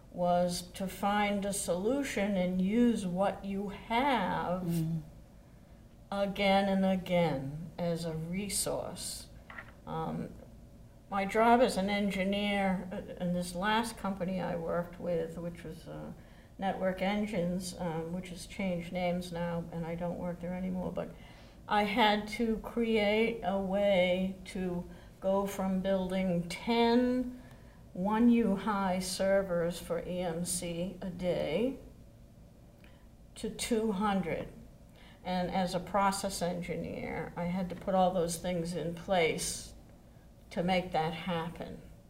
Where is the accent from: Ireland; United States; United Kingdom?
United States; Easton; Growing up in Easton, playing cat and mouse.